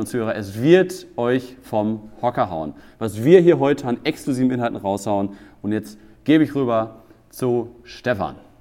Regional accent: Germany; als Deutscher

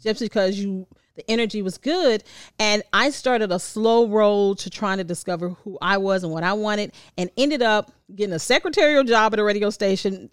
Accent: the South, United States; I'm still a Southerner

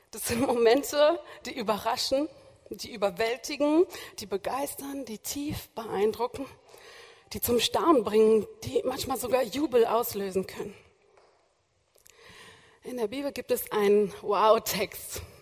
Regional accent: Hamburg, Germany; born there; now in Berlin, Germany; ich bin zwar nur Besuch aus Berlin, aber ich bin eigentlich gebürtige Hamburgerin

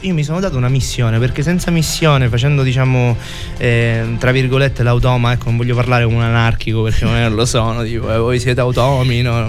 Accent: Messina, Sicily, Italy; moved away; Sicilia, alla mia isola

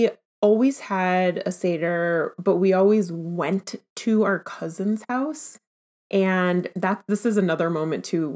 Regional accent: Minneapolis, Minnesota, United States

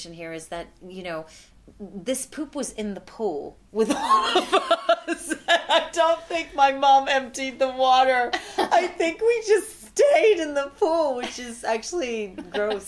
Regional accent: Israel; now in United States; I was 10, and I was living in Israel because I'm from Israel

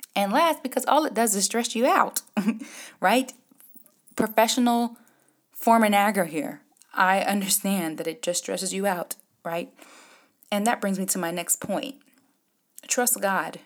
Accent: Jamaica; me being Jamaican

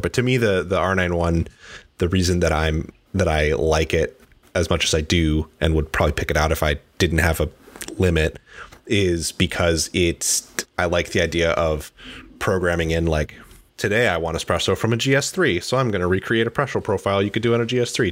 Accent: Midwest, United States; now in Seattle, United States; I am from the Midwest

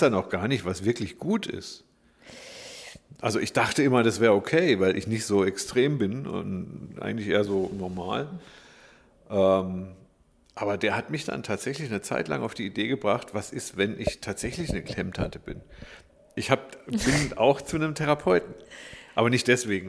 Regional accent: Black Forest, Baden-Württemberg, Germany; Ich bin im Schwarzwald groß geworden

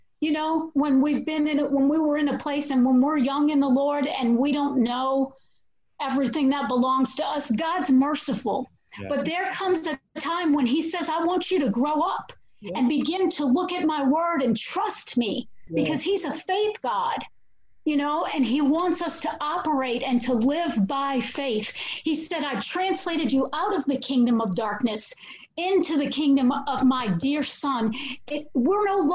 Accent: New Orleans, Louisiana, United States; I'm from New Orleans

